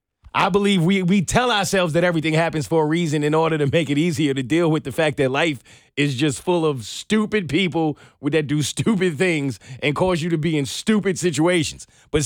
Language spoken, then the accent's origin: English; New York City, New York, United States; No, I'm from New York City. I have been crossing the most busiest of streets in this country for the majority of my life.